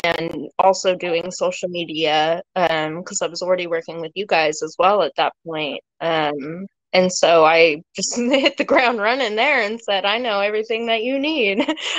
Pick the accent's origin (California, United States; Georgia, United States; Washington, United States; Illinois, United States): Washington, United States; Seattle; I'm born and raised in Seattle.